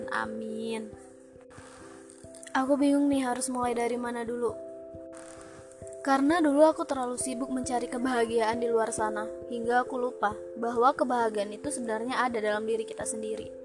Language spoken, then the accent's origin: Indonesian; Aceh, Indonesia; Aku berasal dari Provinsi Aceh. Wow, jauh ya? Iya, ujung ke ujung. Ujung Sumatera ketemu ujung Sumatera.